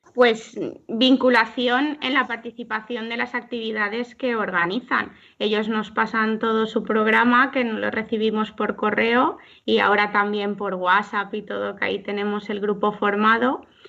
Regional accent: Alzira, Valencian Community, Spain; soy de Alcira

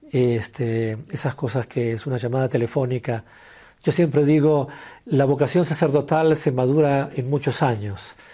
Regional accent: Argentina; moved away as an adult; also born or lived in London; now in South Africa; Así que yo salí de Argentina en el 93 para ir a Londres a estudiar inglés y llegué a Sudáfrica en enero del 94.

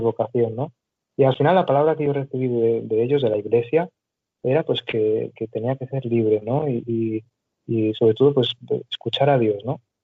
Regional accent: Barcelona, Catalonia, Spain; yo soy de Barcelona

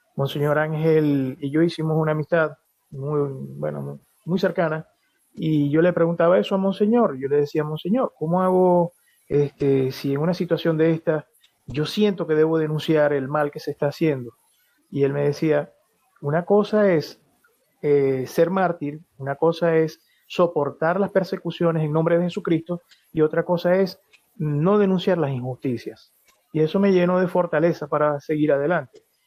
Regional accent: Venezuela; moved away as an adult; now in Spain; nosotros como venezolanos vivimos situaciones económicas un poquito difíciles

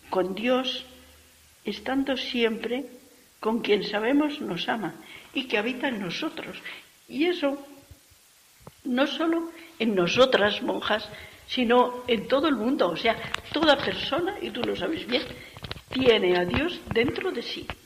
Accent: Castile, Spain; O sea, que es nuestro estilo, porque somos castellanas como ella

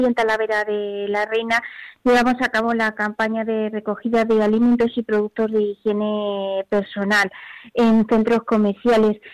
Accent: Mexico; moved away as an adult; now in Spain; como decimos en México

